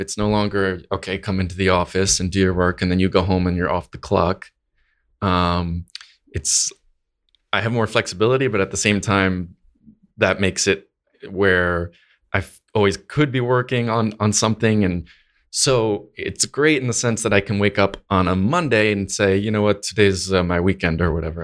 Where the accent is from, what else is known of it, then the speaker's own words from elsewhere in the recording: Connecticut, United States; I'm from Northeast, from New England, um, in the US, Connecticut